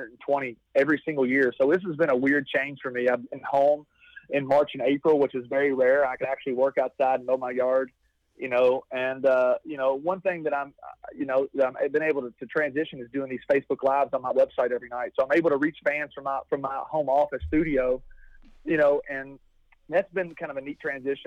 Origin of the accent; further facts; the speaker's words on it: Taylorsville, Kentucky, United States; my hometown in Kentucky